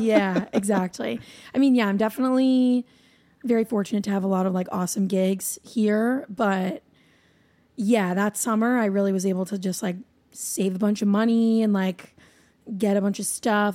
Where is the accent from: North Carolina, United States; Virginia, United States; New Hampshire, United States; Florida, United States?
New Hampshire, United States; moved away as an adult; now in Nashville, United States; I'm originally from there. I was born and raised there